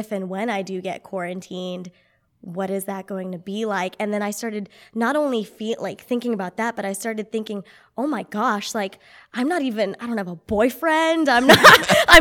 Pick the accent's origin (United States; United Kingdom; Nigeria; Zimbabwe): United States; Clovis; moved away; spent some time with my family in Clovis, back in my hometown